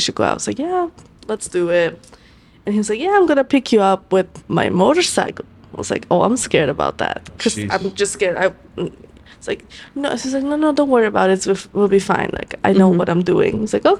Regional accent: Italy; now in New York, United States; Mind you, I come to New York from Italy.

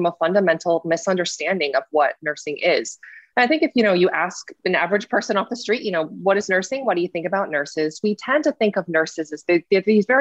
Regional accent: East Lansing, Michigan, United States; I grew up in Michigan. I grew up in East Lansing, Michigan

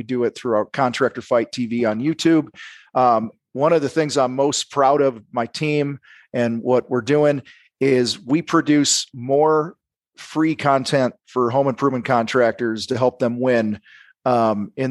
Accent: outside of Chicago, Illinois, United States; I grew up outside of Chicago

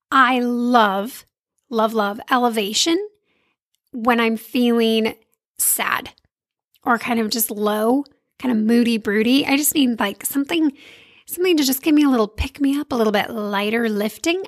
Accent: California, United States; I grew up in California

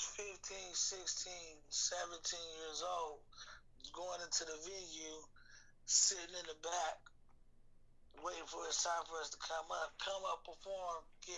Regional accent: Chicago, Illinois, United States; I'm born from Chicago. You feel me? I'm from Chicago, but hell no.

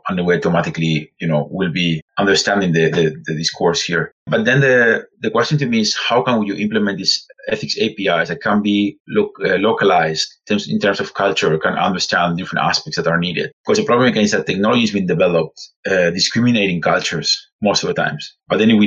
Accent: Spain; English is a second language; You have noticed my accent. So I'm actually from Spain

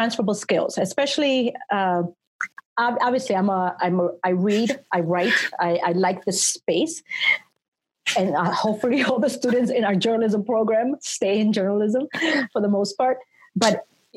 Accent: New York, United States; moved away; I come from New York

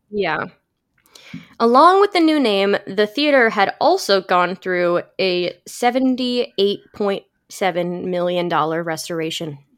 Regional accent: St. Louis, Missouri, United States; born or raised there

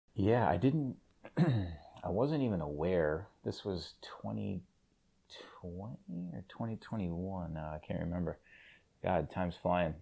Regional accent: Cranston, Rhode Island, United States; growing up in Cranston

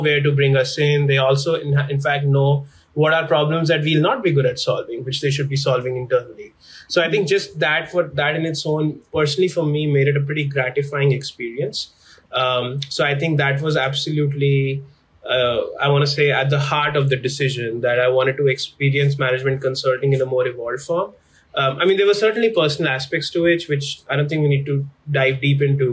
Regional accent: New Delhi, Delhi, India; moved away as an adult; now in Chicago, United States; I was born and raised in New Delhi, in India.

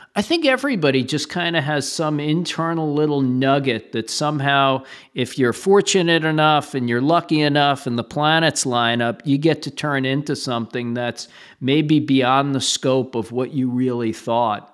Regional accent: New York City, New York, United States; I grew up in Brooklyn

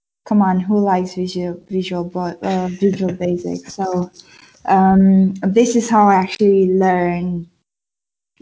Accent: Brașov, Brașov County, Romania; English is a second language; moved away as an adult; also born or lived in Bristol / London; now in United Kingdom; I'm from Brașov, Transylvania.

